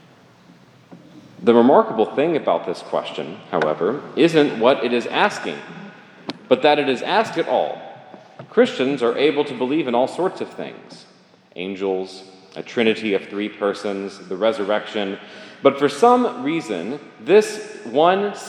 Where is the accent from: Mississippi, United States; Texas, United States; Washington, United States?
Mississippi, United States; Jackson; now in Greenville, United States; I grew up here in Jackson